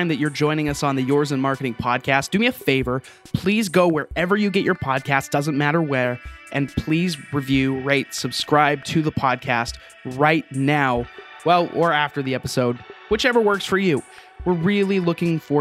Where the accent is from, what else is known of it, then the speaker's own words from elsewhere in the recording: Utah, United States; I grew up in Utah, so that's where I'm from